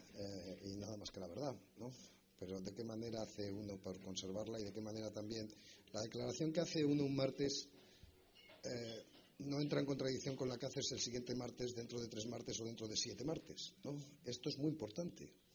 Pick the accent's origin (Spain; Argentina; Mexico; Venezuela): Spain; lo que hemos hecho como españoles